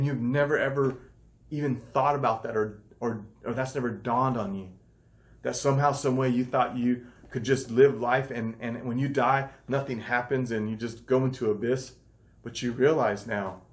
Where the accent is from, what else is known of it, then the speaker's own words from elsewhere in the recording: United States; this culture that we're brought up in America